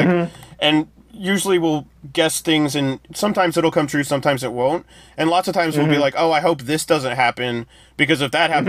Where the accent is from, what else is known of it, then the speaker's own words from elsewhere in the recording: United States; as an American